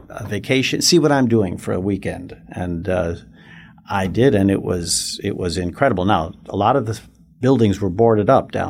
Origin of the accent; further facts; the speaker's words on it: Chicago, Illinois, United States; moved away as an adult; also born or lived in Denver; now in Fort Worth, United States; I, am a fifth generation Chicagoan. I grew up in the South Side of Chicago